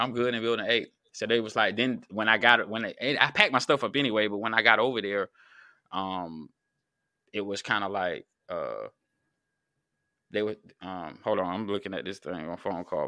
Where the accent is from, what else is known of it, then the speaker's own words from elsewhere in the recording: North Carolina, United States; also born or lived in Virginia; I'm from North Carolina